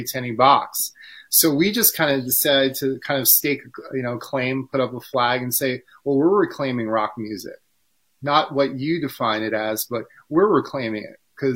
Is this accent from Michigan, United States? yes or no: no; New York City, New York, United States; I'm maybe from New York